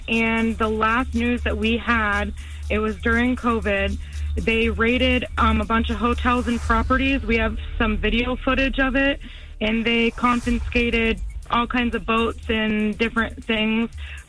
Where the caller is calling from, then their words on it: Live Oak, Florida, United States; I'm calling from Live Oak, Florida.